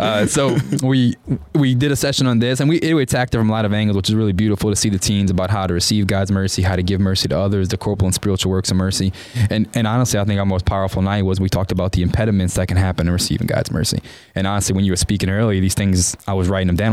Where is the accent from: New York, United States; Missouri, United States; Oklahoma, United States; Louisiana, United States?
Louisiana, United States; New Orleans; moved away as an adult; now in College Station, United States; I'm from New Orleans, so growing up in a New Orleans is a very Catholic town, and I grew up Catholic